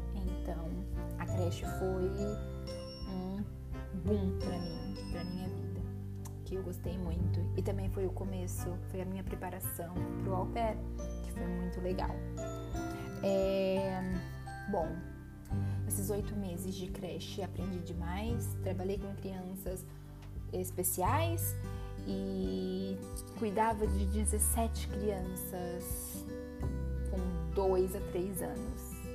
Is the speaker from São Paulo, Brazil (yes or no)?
yes; Presidente Prudente, São Paulo, Brazil; moved away as an adult; also born or lived in New York, United States; now in Lisbon, Portugal; sou brasileira. Sou do interior de São Paulo, de Presidente Prudente.